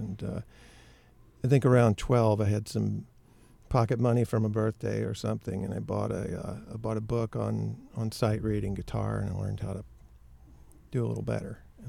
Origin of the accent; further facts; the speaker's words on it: Memphis, Tennessee, United States; now in Maine, United States; I live in Maine now, but I grew up in Memphis, and I grew up in a maybe not musical, but music-filled household.